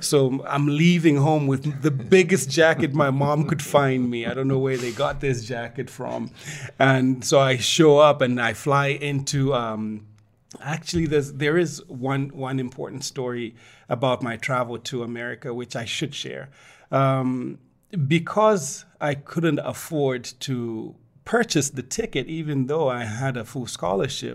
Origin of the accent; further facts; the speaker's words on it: Ndola, Copperbelt Province, Zambia; now in Lusaka, Zambia; I grew up in Ndola, which was the processing town